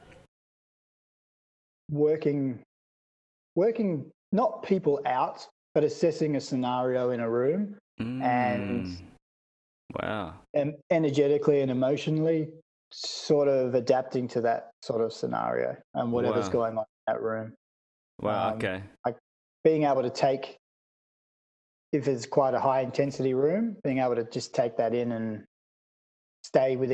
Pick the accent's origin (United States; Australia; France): Australia; Mandurah, Western Australia; born or raised there; also born or lived in Perth / Fremantle / Pinjarra